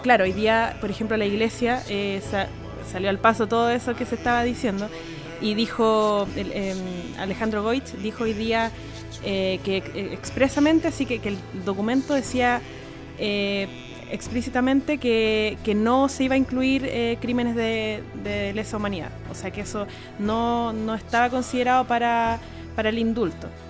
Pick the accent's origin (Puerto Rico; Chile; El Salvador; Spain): Chile; nuestra historia como sociedad chilena